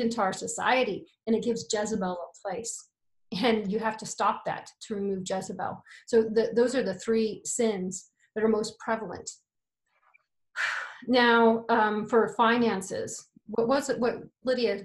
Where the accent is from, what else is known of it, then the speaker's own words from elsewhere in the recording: United States; I'm American